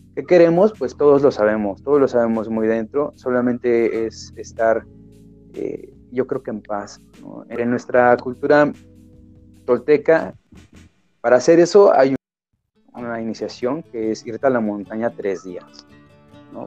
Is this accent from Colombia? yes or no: no; Mexico; mi país, que es México